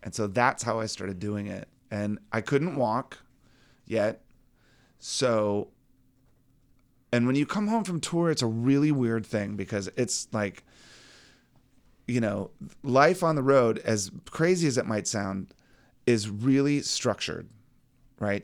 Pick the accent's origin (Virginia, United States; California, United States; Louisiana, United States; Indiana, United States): Virginia, United States; growing up in Virginia, there was always some place somewhere that had some sort of barbecue